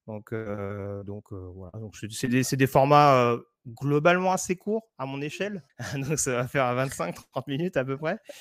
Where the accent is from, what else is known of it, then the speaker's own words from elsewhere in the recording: La Courneuve, Île-de-France, France; j'ai grandi à La Courneuve